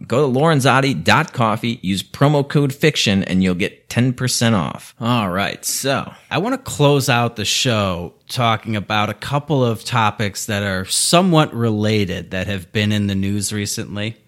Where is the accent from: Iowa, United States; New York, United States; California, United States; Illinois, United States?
Illinois, United States; Chicago; I'm from Chicago